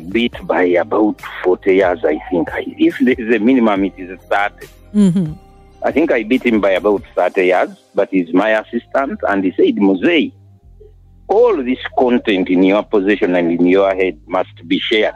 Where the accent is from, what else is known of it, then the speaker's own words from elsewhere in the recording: Uganda; I went to Mugwanya Prep Kavoja recently in 1969.